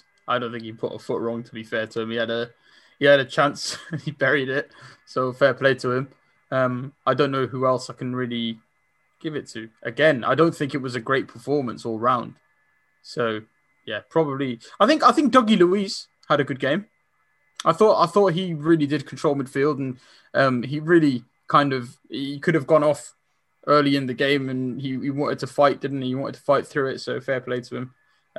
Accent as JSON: {"language": "English", "town": "Saint-Pierre", "country": "Réunion", "tie": "born there", "said": "So I was born in Saint-Pierre Réunion at the eight."}